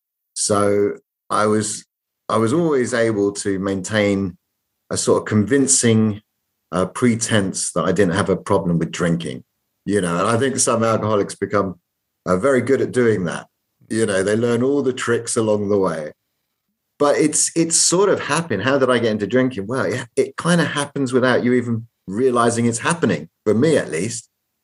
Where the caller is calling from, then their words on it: London, United Kingdom; I'm calling from London, England